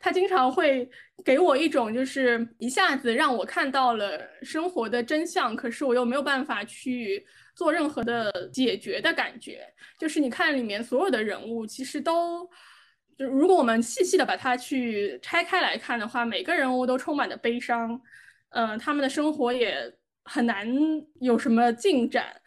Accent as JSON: {"language": "Chinese", "country": "China", "said": "我们中国人"}